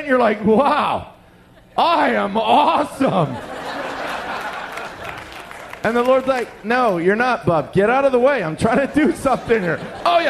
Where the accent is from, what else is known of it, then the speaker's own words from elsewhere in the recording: Canada; also born or lived in Western Canada; we're from Canada